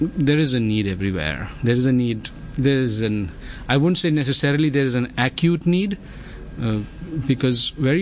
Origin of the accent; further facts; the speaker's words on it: India; my home country, India